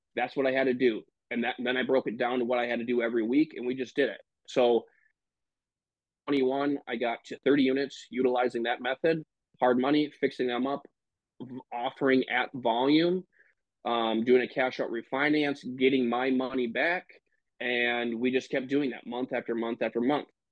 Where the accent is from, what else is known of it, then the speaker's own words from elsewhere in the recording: Michigan, United States; now in Green Bay, United States; I am originally from Michigan uh, live in Green Bay, Wisconsin right now.